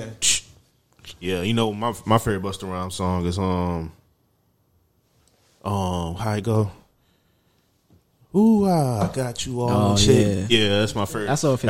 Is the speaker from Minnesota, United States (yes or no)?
no; Texas, United States; also born or lived in Louisiana; I was born in Louisiana, but I grew up out here.